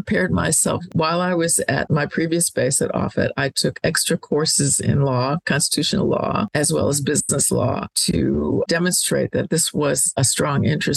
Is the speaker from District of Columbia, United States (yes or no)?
yes; Washington, District of Columbia, United States; I grew up in Washington, D.C.